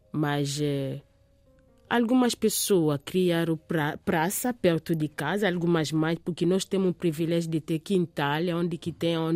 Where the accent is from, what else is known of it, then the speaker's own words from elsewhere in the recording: Kinshasa, DR Congo; also born or lived in France; Eu, eu, eu cresci na, na França. Uhum. Em 1985, eh, eh uhum. fiquei lá na França três anos com meu pai e a minha mãe. Depois regressamos para Kinshasa.